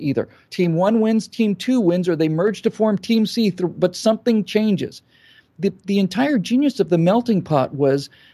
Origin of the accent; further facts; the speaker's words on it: United States; we as Americans